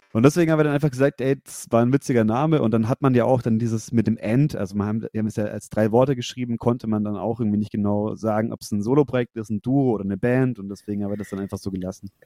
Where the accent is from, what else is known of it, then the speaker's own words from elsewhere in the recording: Nuremberg–Fürth area, Bavaria, Germany; now in Fürth, Germany; wir kommen alle aus der Ecke Nürnberg, Fürth